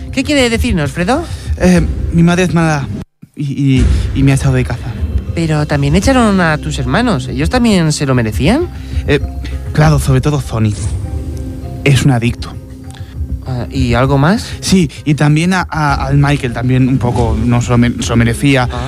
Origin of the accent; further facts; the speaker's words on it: Portugal; Spanish is a second language; ya que soy portugués